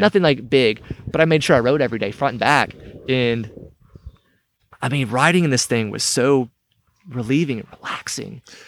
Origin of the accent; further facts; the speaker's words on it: United States; I grew up here in Cherokee County. I left for a while. I came back.